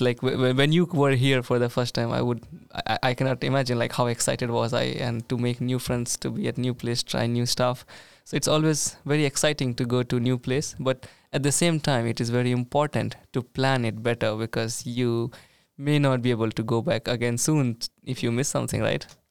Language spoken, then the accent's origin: English; India; moved away as an adult; now in Sweden; being an Indian